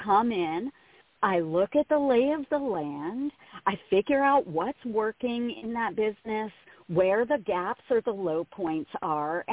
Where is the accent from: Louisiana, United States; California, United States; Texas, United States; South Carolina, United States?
Louisiana, United States; South; I'm from South Louisiana